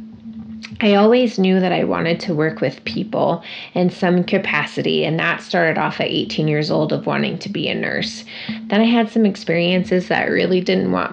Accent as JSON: {"language": "English", "town": "Casper", "region": "Wyoming", "country": "United States", "tie": "born or raised there", "also_born_or_lived": "Long Beach, California", "said": "I've been in Casper, Wyoming since I was 6 years old with my family"}